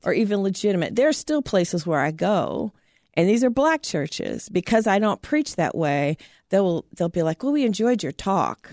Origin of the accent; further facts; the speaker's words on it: Terre Haute, Indiana, United States; I grew up in Southern Indiana, a little town, Terre Haute, Indiana.